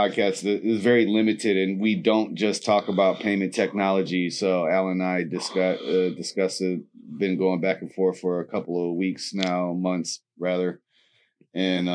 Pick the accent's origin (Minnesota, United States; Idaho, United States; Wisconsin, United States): Wisconsin, United States; Milwaukee; moved away; I was in Milwaukee for like a week. That's my hometown